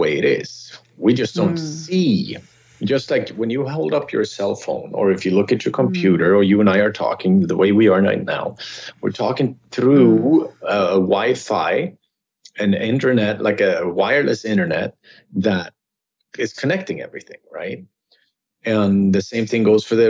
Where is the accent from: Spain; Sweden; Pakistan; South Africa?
Sweden; moved away as an adult; also born or lived in California; now in Los Angeles, United States; I grew up in Sweden